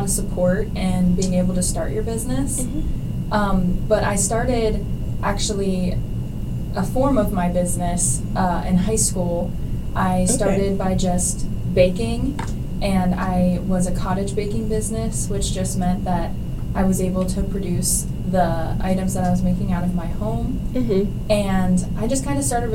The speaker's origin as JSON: {"language": "English", "town": "Bolivar", "region": "Ohio", "country": "United States", "tie": "born or raised there", "also_born_or_lived": "Kent, Ohio", "said": "my hometown, which is Bolivar, Ohio, which is just a very small town"}